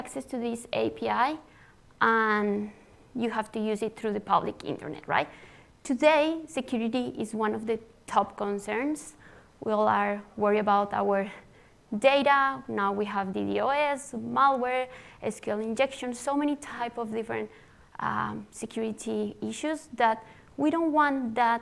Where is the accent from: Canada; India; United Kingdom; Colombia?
Colombia; I am from Colombia, South America